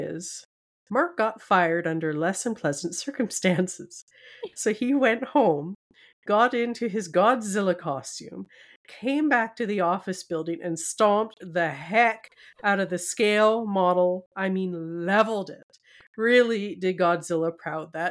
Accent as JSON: {"language": "English", "country": "Canada", "said": "we are Canadian girls"}